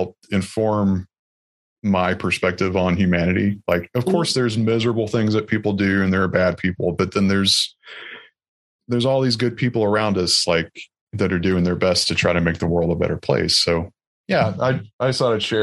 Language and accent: English; Alabama, United States; now in Baltimore, United States; I'm from Alabama.